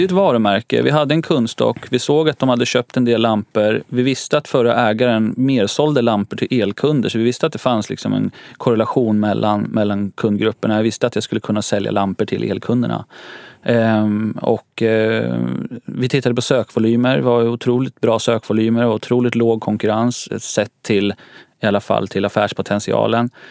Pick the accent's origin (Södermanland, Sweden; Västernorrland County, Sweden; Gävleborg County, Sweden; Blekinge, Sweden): Södermanland, Sweden; Nyköping; now in Stockholm, Sweden; jag kommer från en stad som heter Nyköping, ungefär en timme söder om Stockholm.